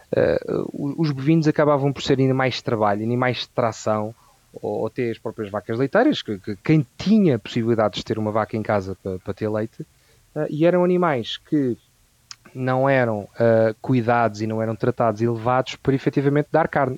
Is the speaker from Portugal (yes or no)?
yes; Vila Franca de Xira, Lisbon, Portugal; also born or lived in Santarém; eu sou ribatejano, eh, como eu te estava a dizer, tenho metade das minhas raízes na zona de Santarém e outra metade um, em Vila Franca de Xira, onde eu nasci e por onde uh, eu moro